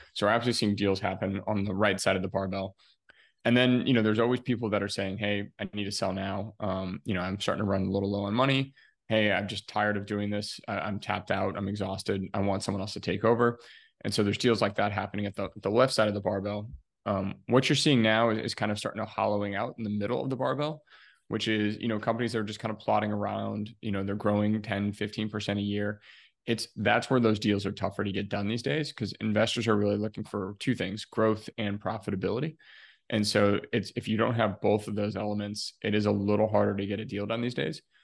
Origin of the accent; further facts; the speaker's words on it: Ohio, United States; moved away as an adult; also born or lived in Chicago, Illinois; I'm originally from Ohio here in the US